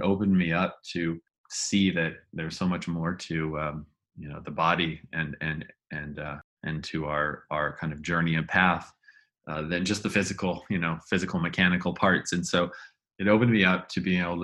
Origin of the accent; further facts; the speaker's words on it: Northern California, United States; I was growing up in Northern California